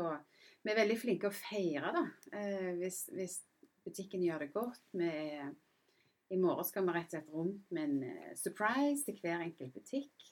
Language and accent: Norwegian; Randaberg, Rogaland, Norway; moved away as an adult; also born or lived in England / United States / London; jeg er jo født og oppvokst på Randaberg